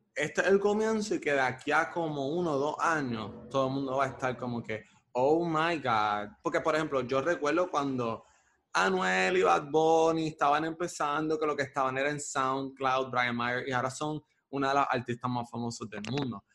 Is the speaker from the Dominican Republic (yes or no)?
no; Caguas, Puerto Rico; also born or lived in Bairoa, Puerto Rico; now in Río Piedras, Puerto Rico; Actualmente vivo en Río Piedras, pero originalmente soy de Caguas